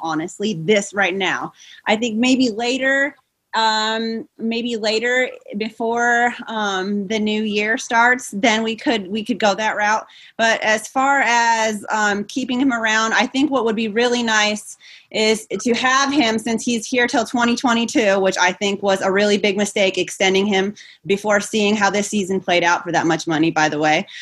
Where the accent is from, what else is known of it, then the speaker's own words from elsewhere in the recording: Iowa, United States; now in Oregon, United States; I live in Oregon now, but I grew up in Iowa